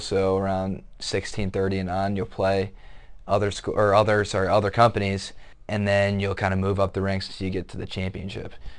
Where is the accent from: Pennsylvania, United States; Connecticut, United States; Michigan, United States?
Michigan, United States; Otsego; moved away; I'm from Otsego, Michigan, which is a small town in Southwest Michigan